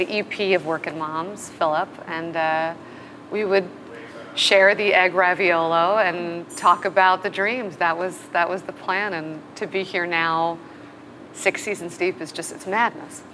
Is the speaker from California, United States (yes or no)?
yes; Los Angeles, California, United States; I grew up in LA, even though both my parents are Canadian.